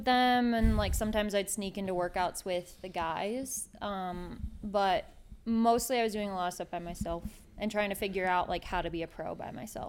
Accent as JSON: {"language": "English", "region": "Michigan", "country": "United States", "said": "I'm from Michigan."}